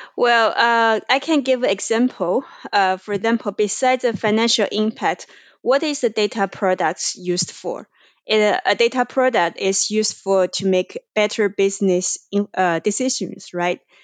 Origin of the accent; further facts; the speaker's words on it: China; moved away; I am originally from China.